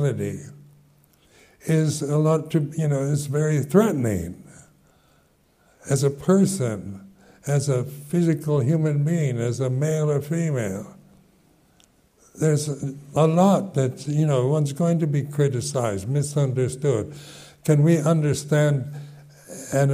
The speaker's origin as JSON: {"language": "English", "country": "United States", "also_born_or_lived": "London, United Kingdom / West Sussex, United Kingdom", "moved": "as an adult", "said": "I'm an American"}